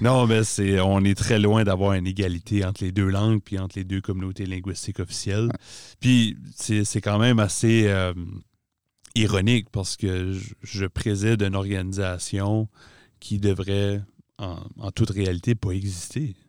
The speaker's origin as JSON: {"language": "French", "town": "Beresford", "region": "New Brunswick", "country": "Canada", "tie": "born or raised there", "also_born_or_lived": "Moncton", "moved": "as an adult", "said": "je suis originaire de Beresford, dans le nord-est de la province du Nouveau-Brunswick. ça fait bientôt dix ans que je suis à Moncton."}